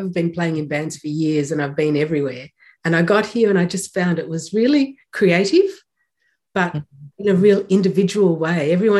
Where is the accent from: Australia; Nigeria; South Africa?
Australia; Melbourne, Victoria; now in New Zealand; Just near Melbourne, yes. And so I lived there most of my life. And it's a very musical city, as you know.